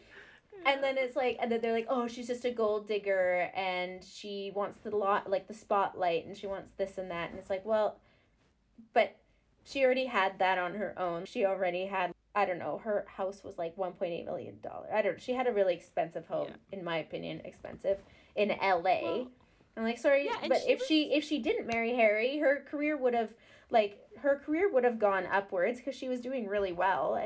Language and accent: English; Canada; I'm Canadian. I'm in the Commonwealth too.